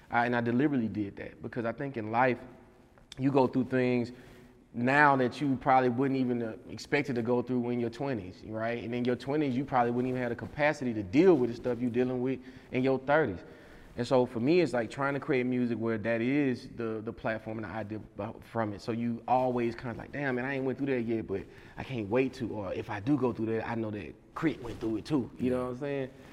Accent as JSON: {"language": "English", "region": "Mississippi", "country": "United States", "also_born_or_lived": "Alabama / Atlanta / New York / Texas", "moved": "yes", "said": "I'm from Mississippi"}